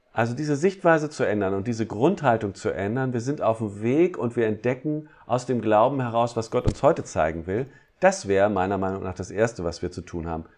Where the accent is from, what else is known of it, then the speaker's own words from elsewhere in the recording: Harz, Germany; bei uns im Harz